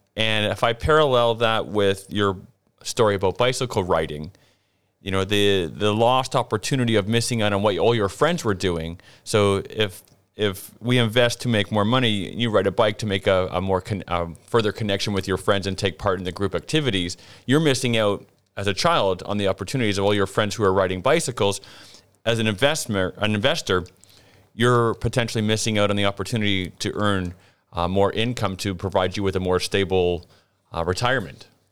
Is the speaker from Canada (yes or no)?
yes; Ontario, Canada; moved away; my hometown province of Ontario